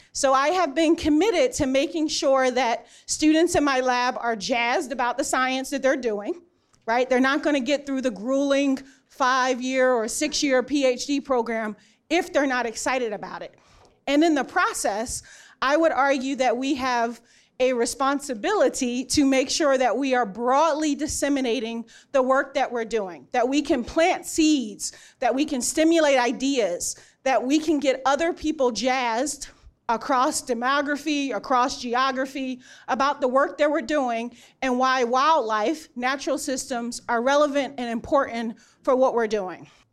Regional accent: Philadelphia, Pennsylvania, United States; moved away; I grew up in Philadelphia

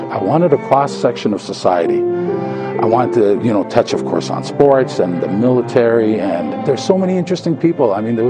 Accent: Canada; I love the fact that I'm a Canadian, but I'm just as proud of the fact that I'm also Polish.

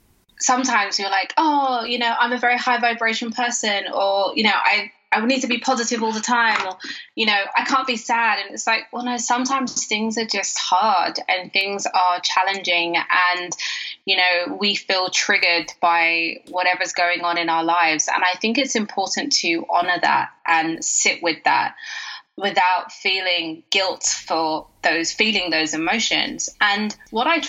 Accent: United Kingdom; I'm British

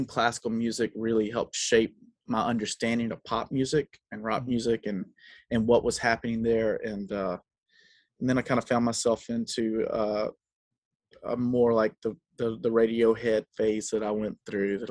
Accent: South Carolina, United States; moved away; I grew up in South Carolina

